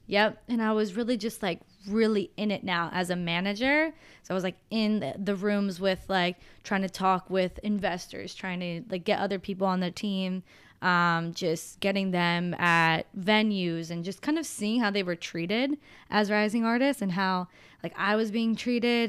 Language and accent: English; Pennsylvania, United States; moved away as an adult; also born or lived in Los Angeles; we're from Pennsylvania.